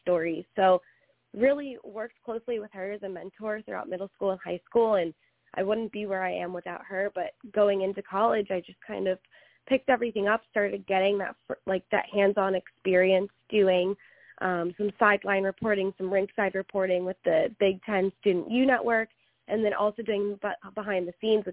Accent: Philadelphia, Pennsylvania, United States; moved away as an adult; now in Florida, United States; I'm originally from the Philadelphia area, just a little bit northeast, and then went to Penn State for school

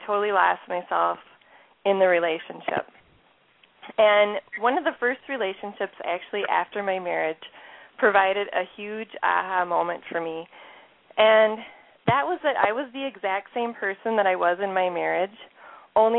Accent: Minnesota, United States; accent: Minnesota; some of you can hear my Minnesota accent already coming through here

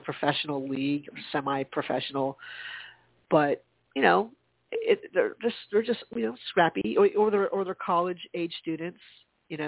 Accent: United States; being born in the States

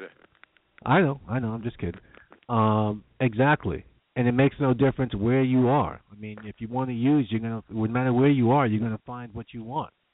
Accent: New York, United States; I'm a New Yorker

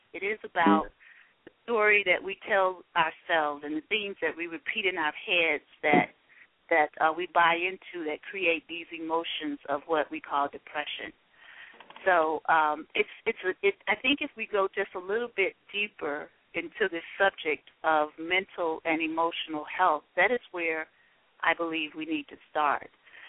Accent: Selma, Alabama, United States; I'm actually from Selma, Alabama as well.

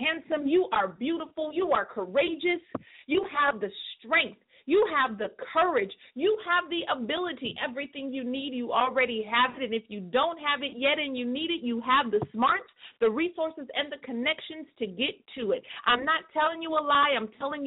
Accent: California, United States; my hometown, the 209

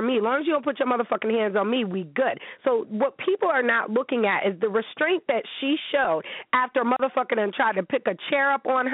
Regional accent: Niagara Falls, New York, United States; I'm from the 716. I'm from Niagara Falls, New York

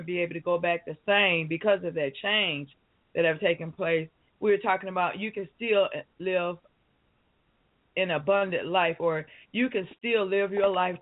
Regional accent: Detroit, Michigan, United States; moved away; I was born and raised in the city of Detroit

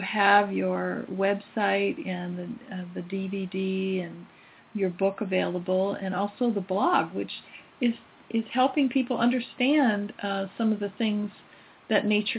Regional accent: Midwest, United States; moved away; I know when I was going back to the Midwest to be with my mom when she was ill, I had to connect. I really never liked my hometown very much

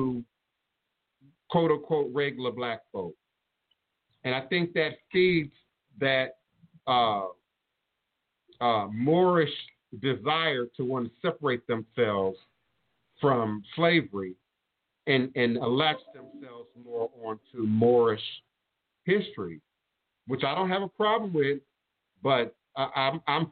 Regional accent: Chicago, Illinois, United States; moved away; coming from Chicago, because I was born in Chicago, and my brothers and sisters are still in Chicago

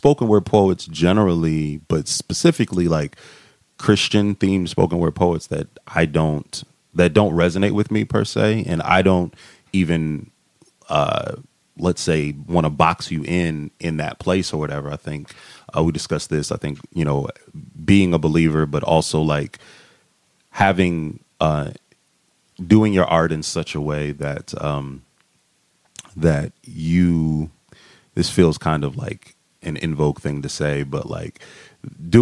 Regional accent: Massillon, Ohio, United States; moved away; Where I'm from a very small town called Massillon, Ohio, which is Canton, Akron area

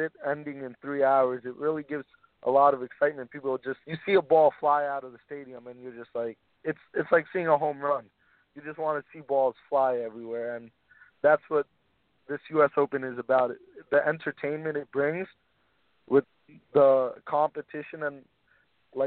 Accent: Florida, United States; I grew up playing cricket in Florida

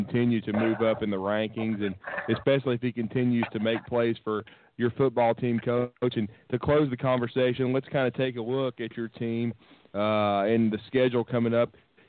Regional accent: Huntsville, Alabama, United States; I'm from Huntsville.

